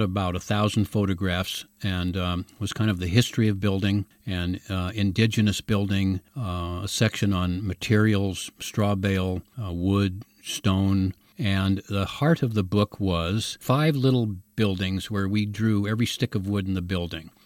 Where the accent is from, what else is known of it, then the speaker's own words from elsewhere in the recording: San Francisco, California, United States; also born or lived in Mill Valley; I was born in San Francisco. I went to high school in the Haight Ashbury